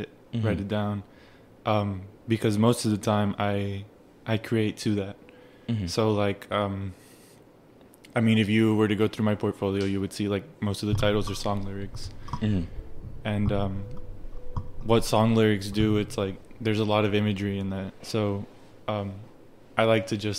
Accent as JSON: {"language": "English", "country": "United States", "tie": "born or raised there", "also_born_or_lived": "Mexico", "first_language": "Spanish", "second_language": "English", "said": "So I come from Mexico, but I was raised here"}